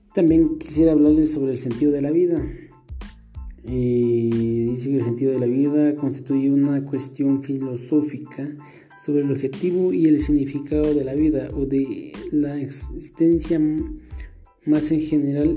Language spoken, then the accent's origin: Spanish; Santa Clara La Laguna, Sololá, Guatemala; soy de Santa Clara La Laguna, del departamento de Solola